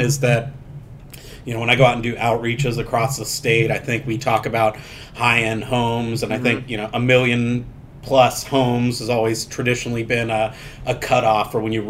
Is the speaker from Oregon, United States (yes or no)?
no; San Diego, California, United States; I'm from San Diego